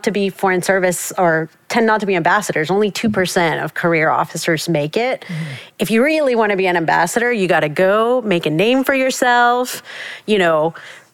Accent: South Texas, United States; also born or lived in Mexico City, Mexico; coming to the States as a Mexican immigrant and, you know, growing up in South Texas

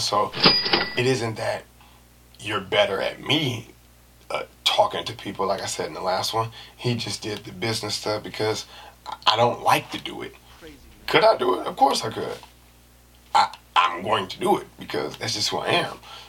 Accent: San Francisco, California, United States; we back in San Francisco, even though I'm from there

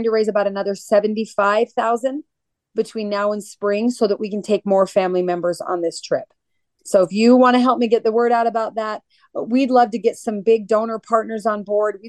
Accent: Georgia, United States; Columbus, Georgia. Most of the families of the fallen Global War on Terrorism military members here in my home state probably don't even know that wall exists.

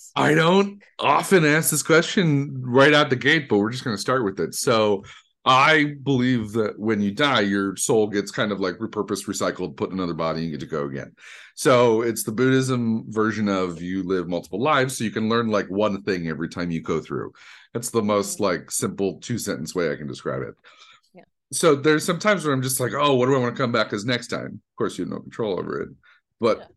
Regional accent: Detroit, Michigan, United States; growing up in Detroit, there was a school called Specs Howard

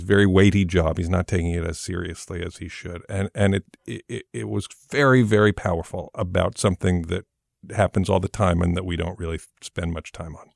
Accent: England, United Kingdom; moved away; I grew up in England

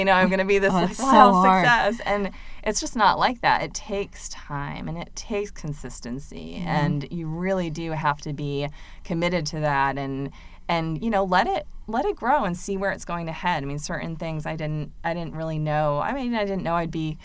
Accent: Massachusetts, United States; now in Durham, United States; coming from a different place, I'm from Massachusetts

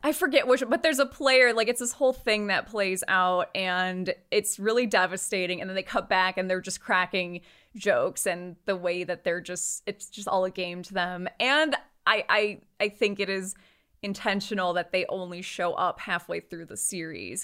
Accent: United States; we're American

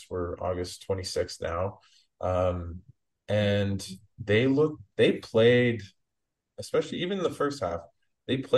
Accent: Canada; just as a Canadian fan that, and I'm sure you feel the same.

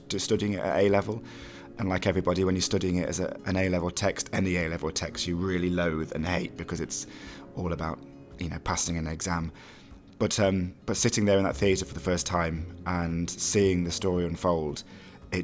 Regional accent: Mansfield, East Midlands, United Kingdom; I'm from Mansfield

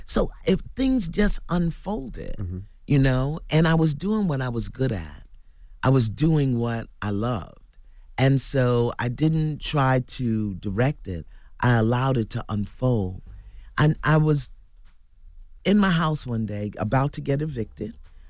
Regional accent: Brooklyn, New York, United States; Because I came from Brooklyn, from dysfunction, from brokenness and pain, and I had no models ahead of me.

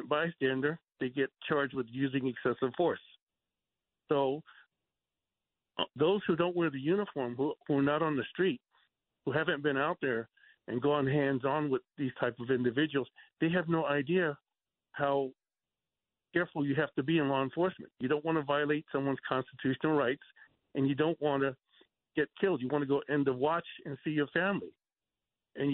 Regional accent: New York City, New York, United States; now in Texas, United States; I was born in New York. I went to Cardoza High School in Bayside, class of 71.

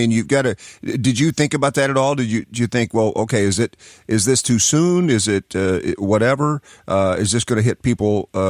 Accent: Knoxville, Tennessee, United States; I'm from Knoxville, Tennessee.

